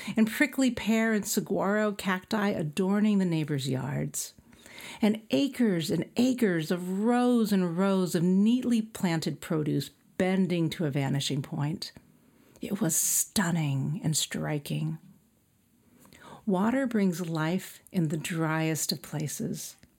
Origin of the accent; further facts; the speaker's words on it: El Centro, California, United States; moved away; my hometown, El Centro, is a desert town